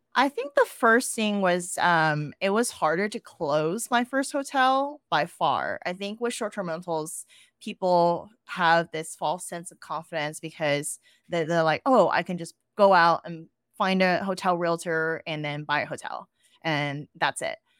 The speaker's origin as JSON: {"language": "English", "town": "Austin", "region": "Texas", "country": "United States", "tie": "born or raised there", "also_born_or_lived": "New York City", "moved": "as an adult", "said": "I moved back to Austin, which is my hometown"}